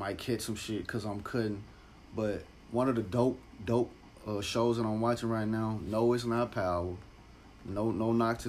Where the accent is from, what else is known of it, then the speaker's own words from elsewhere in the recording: Memphis, Tennessee, United States; I'm from Memphis